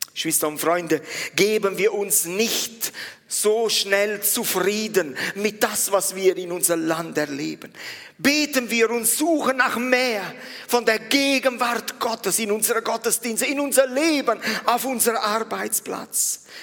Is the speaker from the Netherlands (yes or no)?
no; Italy; now in Switzerland; mich als Italiener